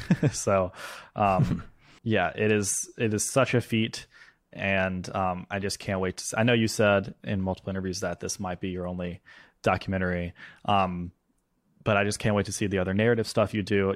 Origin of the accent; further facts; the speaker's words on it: Mississippi, United States; now in Brooklyn, United States; I'm home in Mississippi because that's where we're filming in my hometown, where these stories actually happened